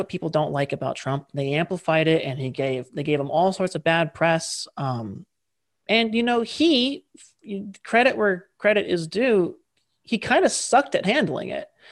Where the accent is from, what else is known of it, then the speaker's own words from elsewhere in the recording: United States; I say this as an American